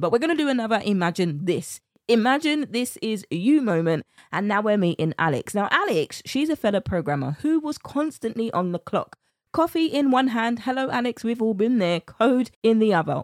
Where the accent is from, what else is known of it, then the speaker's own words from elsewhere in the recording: United Kingdom; accent: British; my British accent